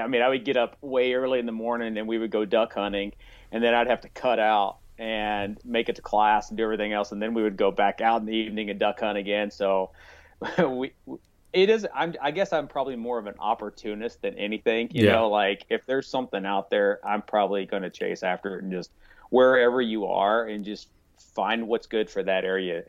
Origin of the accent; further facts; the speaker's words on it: Mountain Home, Arkansas, United States; now in Howell, United States; I'm originally from Arkansas. So I'm born and raised in those mountains of Arkansas. So mountain home is where I'm originally from.